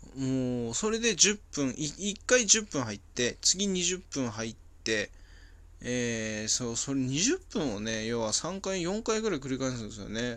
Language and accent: Japanese; Hachinohe, Aomori, Japan; moved away as an adult; now in Saitama, Japan; 俺、地元がね、青森県の八戸市なんですけど、その、そこで、幼少期、高校生ぐらいまで過ごしてた